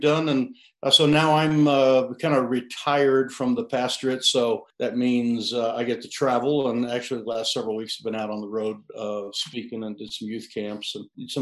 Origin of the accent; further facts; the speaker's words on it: Sinclair, Wyoming, United States; I'm from Sinclair, Wyoming, right in the kind of the middle of the state, more or less, south central.